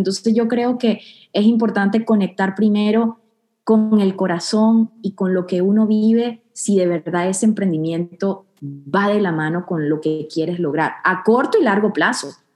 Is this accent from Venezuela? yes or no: yes; Venezuela; now in Houston, United States; vengo de, Venezuela, de un pueblo pequeño